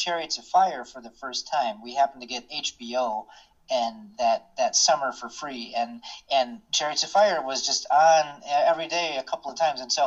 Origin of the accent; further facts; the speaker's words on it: Kalamazoo, Michigan, United States; I'm actually from Kalamazoo, Michigan, and so a lot of people don't even realize Kalamazoo is a real town. It's not fictitious. I grew up there